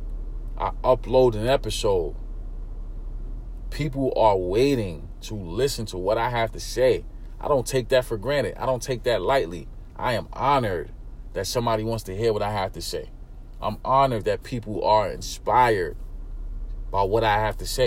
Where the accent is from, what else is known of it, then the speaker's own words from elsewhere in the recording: New York City, New York, United States; I grew up in East New York, Brooklyn, single parent home